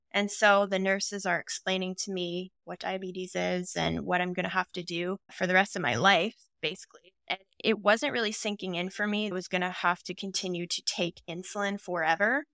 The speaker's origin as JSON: {"language": "English", "region": "Ontario", "country": "Canada", "moved": "yes", "lives_now": "Vancouver, Canada", "said": "I'm originally from Ontario"}